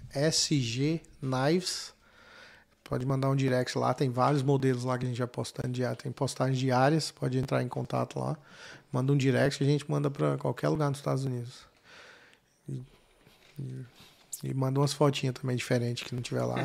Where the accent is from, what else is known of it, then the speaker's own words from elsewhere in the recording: Goiânia, Goiás, Brazil; moved away; Goiânia, né? Sou de Goiânia.